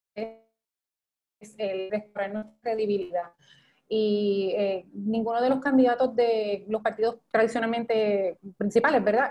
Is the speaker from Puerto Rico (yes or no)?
yes; Puerto Rico; also born or lived in Iowa, United States; Puerto Rico, evidentemente, después de 122 años, no hemos abandonado nuestro idioma español